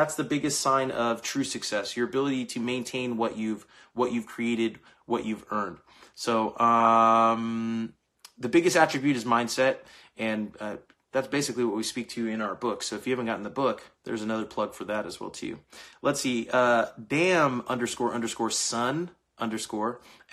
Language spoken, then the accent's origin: English; Bakersfield, California, United States; moved away; I'm from Bakersfield, California. Originally